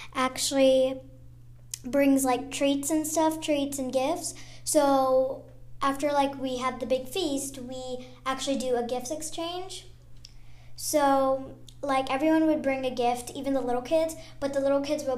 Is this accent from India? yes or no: yes; India; now in United States; I'm an Indian because I was born in India